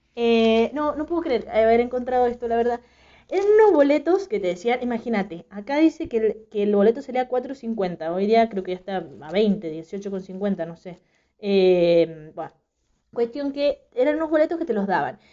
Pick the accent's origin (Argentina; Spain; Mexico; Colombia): Argentina; Mendoza; soy de Mendoza